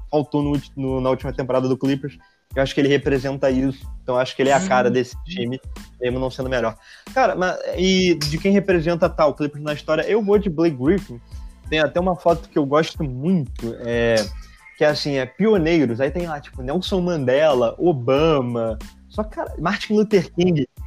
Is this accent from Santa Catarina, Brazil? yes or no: no; Angra dos Reis, Rio de Janeiro, Brazil; Sou de Angra.